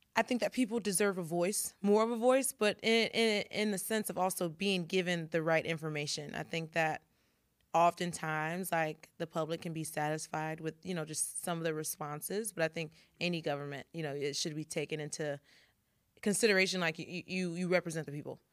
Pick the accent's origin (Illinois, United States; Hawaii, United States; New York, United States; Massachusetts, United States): Illinois, United States; Carbondale; we're both from Carbondale